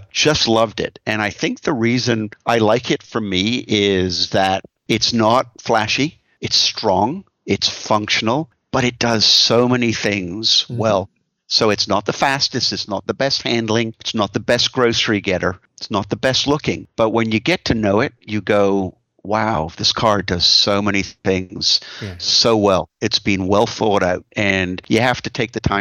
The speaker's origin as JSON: {"language": "English", "country": "Canada", "also_born_or_lived": "United States", "said": "I'm Canadian, but my whole life has been in the United States"}